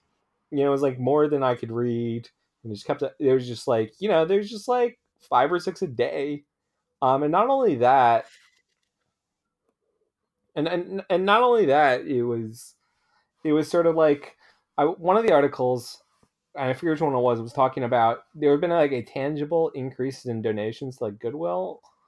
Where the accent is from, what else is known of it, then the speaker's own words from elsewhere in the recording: Philadelphia, Pennsylvania, United States; And so I grew up around Philadelphia, and so I went to Sixers games.